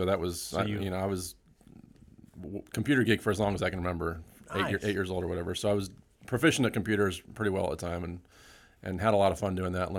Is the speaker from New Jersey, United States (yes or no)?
no; Utah, United States; I grew up in Utah, and so I was a computer store there I worked for.